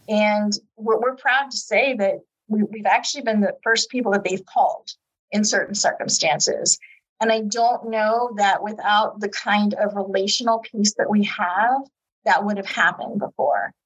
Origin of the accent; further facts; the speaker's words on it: Youngstown, Ohio, United States; also born or lived in Girard, Ohio; I was born and raised in Youngstown.